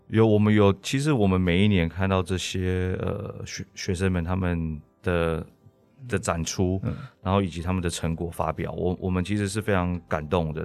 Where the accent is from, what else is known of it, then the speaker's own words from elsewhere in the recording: Taiwan; 我们台湾人